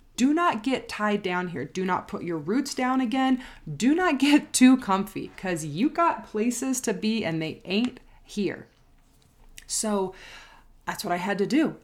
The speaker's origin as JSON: {"language": "English", "region": "Southern California", "country": "United States", "tie": "born or raised there", "also_born_or_lived": "San Diego", "moved": "as an adult", "lives_now": "Denver, United States", "said": "I am born and raised in Southern California, and I l, have lived there my whole entire life."}